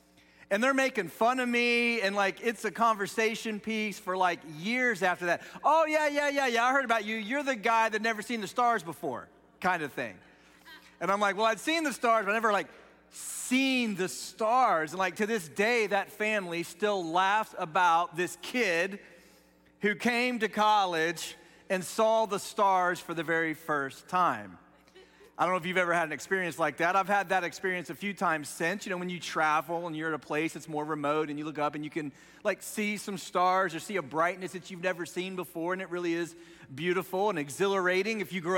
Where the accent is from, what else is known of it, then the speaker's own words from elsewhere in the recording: Dayton, Ohio, United States; So I grew up just outside of Dayton, Ohio, which isn't a huge city, but it's definitely not the country.